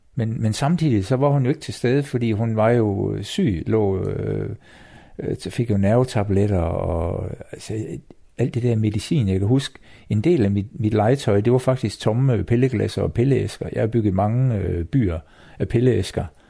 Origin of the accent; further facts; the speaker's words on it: Copenhagen, Capital Region of Denmark, Denmark; jeg er født på Rigshospitalet i København